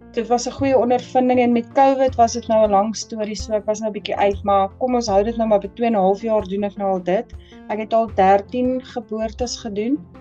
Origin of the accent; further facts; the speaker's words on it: Potchefstroom, North West, South Africa; moved away as an adult; now in Welkom, South Africa; Ek is aanvanklik eintlik van Potchefstroom, maar ek bly nou al so 'n paar jaar hierso.